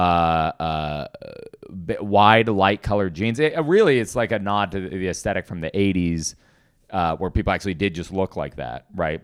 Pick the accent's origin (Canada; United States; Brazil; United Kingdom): United States; Portland; I was born in Portland.